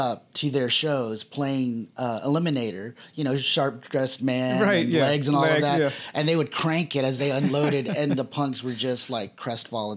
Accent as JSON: {"language": "English", "region": "Texas", "country": "United States", "also_born_or_lived": "Austin", "said": "because I'm from Texas and because I've lived three times in Austin now"}